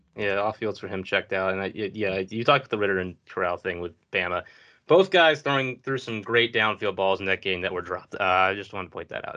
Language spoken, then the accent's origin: English; Virginia, United States; I'm from Virginia